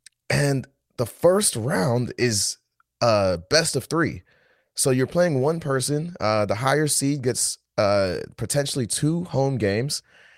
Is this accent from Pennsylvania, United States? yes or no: no; Nashville, Tennessee, United States; also born or lived in London; I was born in London, but I was raised in Nashville, and that's who I am.